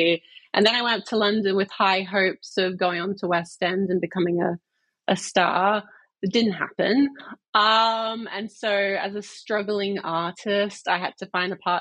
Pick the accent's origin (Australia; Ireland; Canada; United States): Australia; moved away as an adult; also born or lived in Chichester, England; now in Manchester, United Kingdom; I'm from Australia, but currently I am residing in Manchester